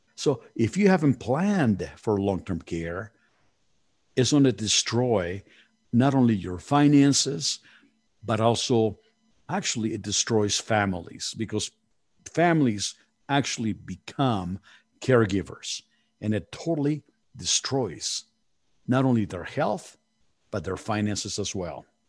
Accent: Mexico City, Mexico; moved away; I was born in Mexico City, and you know, we are very family oriented

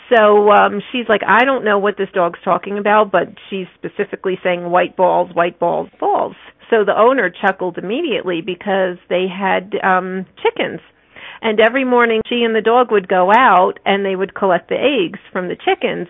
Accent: New Jersey, United States; moved away as an adult; now in Colorado, United States; I chose to move from New Jersey to Colorado because I'm from New Jersey originally

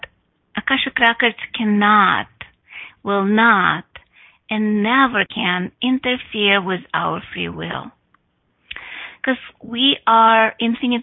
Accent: Russia; English is a second language; now in United States; I went to yoga when I was 11, or actually I didn't went to yoga, because in Russia it was forbidden

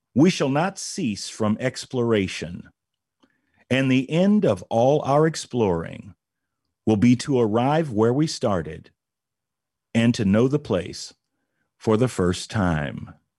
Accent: Indianapolis, Indiana, United States; here in Indianapolis, Indiana, my hometown

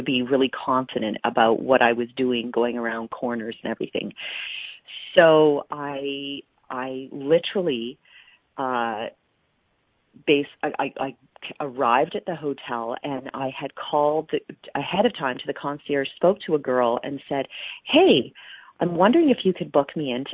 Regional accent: Calgary, Alberta, Canada; my hometown of Calgary

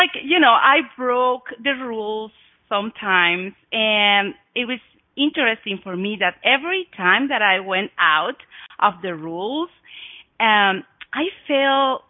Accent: Oaxaca, Mexico; English is a second language; moved away as an adult; also born or lived in Guadalajara, Mexico; now in Montana, United States; I was born in Mexico. I was born in Oaxaca, which is south of Mexico.

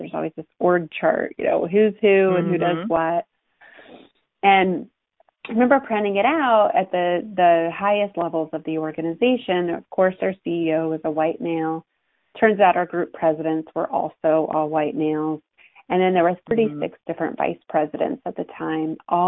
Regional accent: Ohio, United States; I'm an Ohio girl. I grew up in Ohio and went to Ohio State, as us Buckeyes

